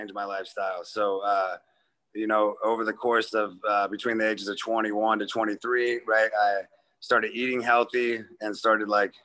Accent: Kansas City, Missouri, United States; moved away as an adult; also born or lived in Memphis, Tennessee / New York; especially in Kansas City, like, you know, it's your hometown

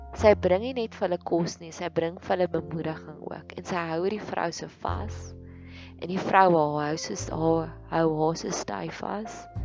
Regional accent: South Africa

